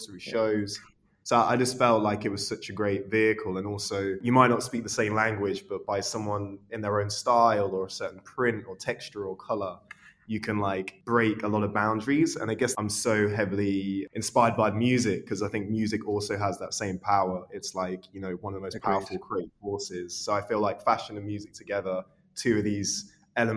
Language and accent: English; Leicester, East Midlands, United Kingdom; I was brought up in Leicester